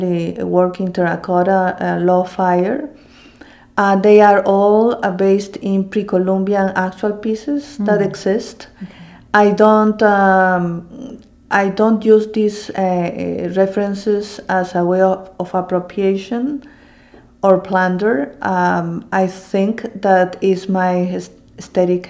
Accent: Lima, Peru; also born or lived in Cusco; now in Philadelphia, United States; I'm also from Cusco, and as I said earlier, Cusco was the capital of the Inca Empire, and I was raised in Lima, but my parents both are from Cusco.

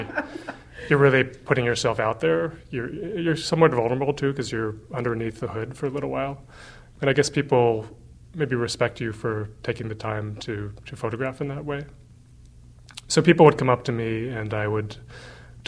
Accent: United States; also born or lived in China; I'm an American citizen

